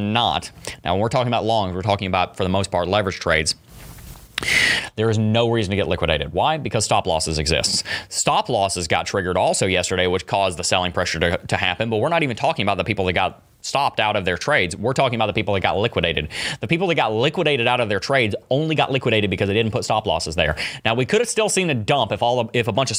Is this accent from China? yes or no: no; Gatlinburg, Tennessee, United States; also born or lived in Knoxville, Tennessee; I was born in Gatlinburg